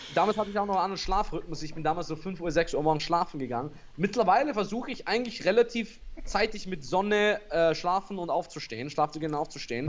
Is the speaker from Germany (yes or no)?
no; Austria; für mich als Österreicher